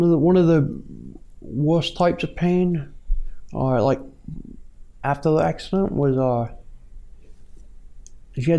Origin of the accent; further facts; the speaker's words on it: North Shields, North East England, United Kingdom; moved away as an adult; now in California, United States; I grew up in Newcastle, North Shields